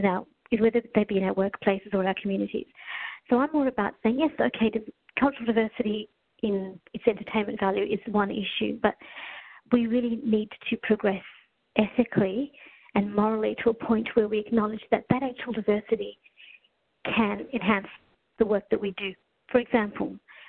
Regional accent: Australia; also born or lived in Kenya / Melbourne; Arrived in Australia when I was 4 years old.

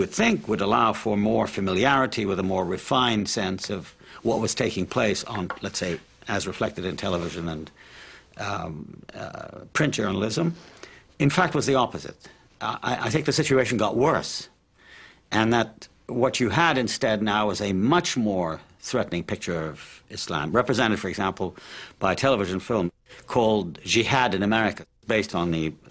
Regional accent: Palestine; also born or lived in Cairo, Egypt; I mean, I myself, growing up in the Middle East, in Palestine and Cairo, used to delight in films on the Arabian Nights

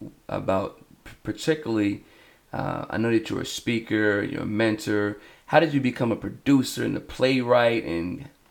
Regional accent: Delaware, United States; I'm born and raised in Delaware. The hospital that I was born in, they knocked it down and made it a condominium.

